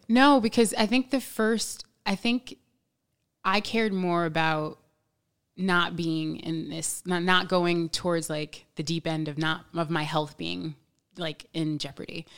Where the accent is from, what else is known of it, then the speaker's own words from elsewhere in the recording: New York, United States; I'm from New York. I was born here